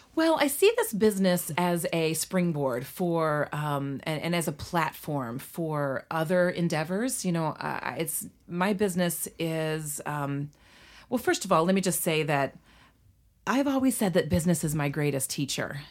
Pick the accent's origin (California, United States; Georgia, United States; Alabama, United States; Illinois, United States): Illinois, United States; Litchfield; we moved to my hometown of Litchfield, Illinois, we as kids were ages two, three, and four